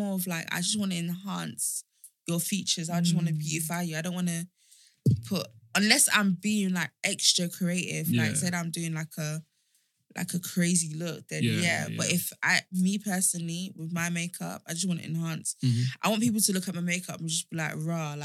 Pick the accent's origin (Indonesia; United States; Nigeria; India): Nigeria; I'm Nigerian